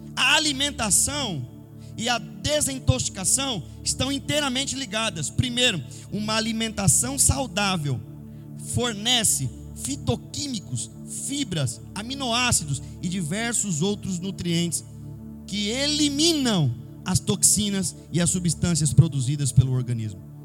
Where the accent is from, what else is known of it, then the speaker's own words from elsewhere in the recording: São Paulo, Brazil; eu como paulista que sou